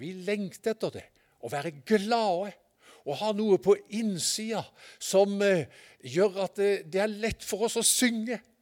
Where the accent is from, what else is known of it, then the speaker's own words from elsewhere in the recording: Sørlandet, Southern Norway, Norway; jeg er fra Sørlandet